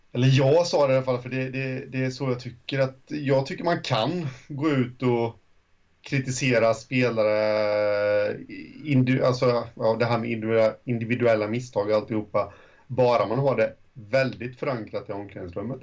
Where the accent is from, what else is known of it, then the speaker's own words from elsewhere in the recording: home area of HC Dalen and Tranås, Jönköping County, Sweden; also born or lived in Månsarp; i mina hemtrakter